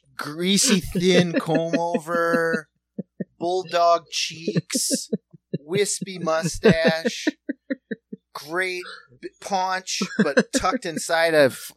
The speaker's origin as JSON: {"language": "English", "region": "South Dakota", "country": "United States", "said": "we're from South Dakota, so, like, farming and that is a part of the DNA of the place"}